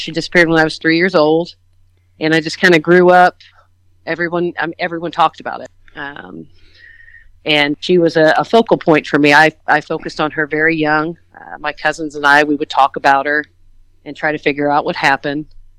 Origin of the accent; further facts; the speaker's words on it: Everton, Indiana, United States; I am originally from Fayette County, which is the county that Denise is from. I was born and raised there. My family's all from there. Most of them still live there.